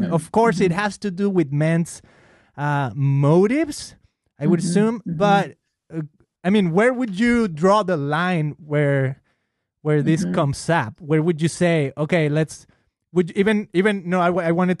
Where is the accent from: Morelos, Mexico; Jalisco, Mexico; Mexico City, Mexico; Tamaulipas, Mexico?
Jalisco, Mexico; Guadalajara; moved away; I'm from Mexico. Mm-hmm. I grew up in Guadalajara